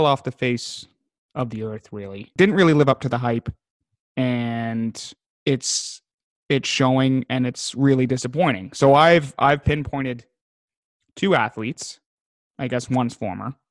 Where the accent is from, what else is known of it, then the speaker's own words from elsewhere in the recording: Ajax, Ontario, Canada; Both growing up in Ajax.